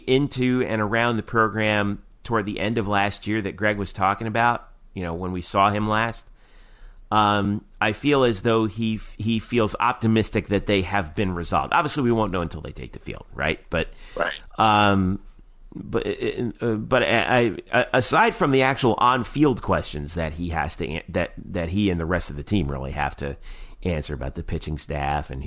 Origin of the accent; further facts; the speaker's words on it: New Jersey, United States; moved away; I'm from New Jersey